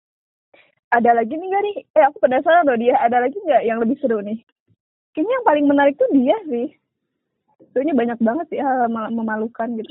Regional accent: Bandung, West Java, Indonesia; Gue asli Bandung

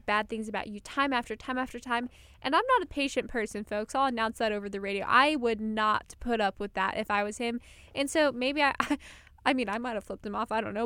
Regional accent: Colorado, United States; I'm from Colorado

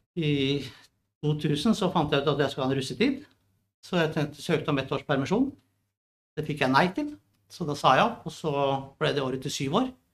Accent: Drøbak, Akershus, Norway; jeg er fra Drøbak

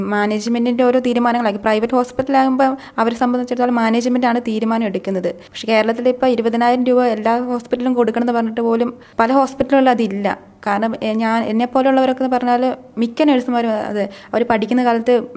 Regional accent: Mananthavady, Kerala, India; also born or lived in Kozhikode; എൻ്റെ വീട് മാനന്തവാടി

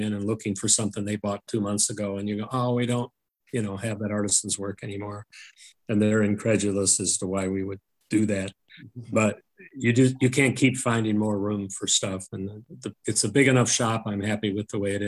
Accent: Woodstock, Illinois, United States; I wanted to work, you know, have my shop in my hometown

